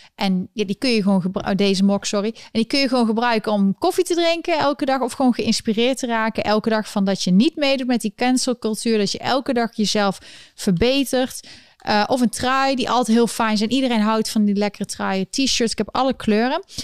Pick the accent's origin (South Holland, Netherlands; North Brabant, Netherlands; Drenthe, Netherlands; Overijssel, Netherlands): North Brabant, Netherlands; Eindhoven; moved away as an adult; now in New York, United States; ik kom uit Eindhoven